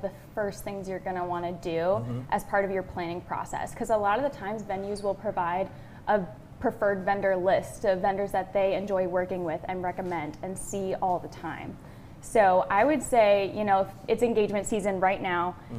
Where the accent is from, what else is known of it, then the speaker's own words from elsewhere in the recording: Jackson, United States; moved away as an adult; come back to my hometown